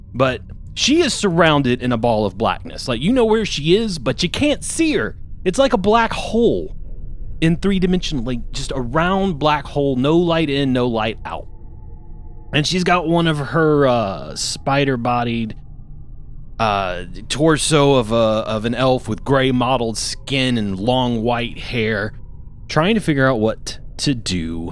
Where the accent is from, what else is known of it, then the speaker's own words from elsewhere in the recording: Louisiana, United States; I'm from Louisiana